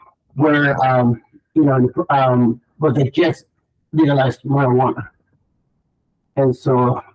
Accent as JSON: {"language": "English", "town": "Seattle", "region": "Washington", "country": "United States", "said": "I'm from Seattle."}